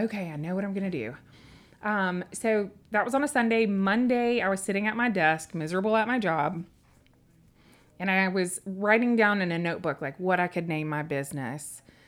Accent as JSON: {"language": "English", "town": "Memphis", "region": "Tennessee", "country": "United States", "tie": "born or raised there", "also_born_or_lived": "Humboldt, Tennessee / Dickson, Tennessee", "said": "we moved when I was ten to Memphis, Tennessee"}